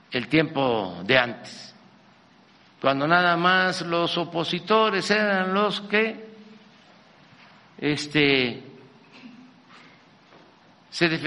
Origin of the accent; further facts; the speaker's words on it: Mexico; Aquí manda el pueblo de México.